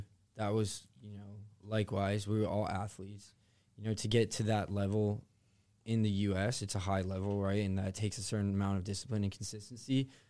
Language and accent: English; California, United States; Like, I'm from California.